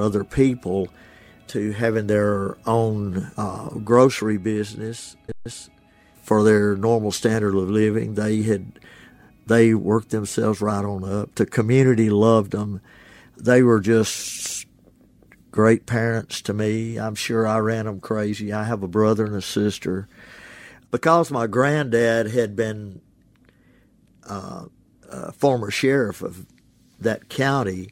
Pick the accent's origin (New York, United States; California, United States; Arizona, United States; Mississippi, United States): Mississippi, United States; Ashland; now in Oxford, United States; My hometown is Ashland, Mississippi.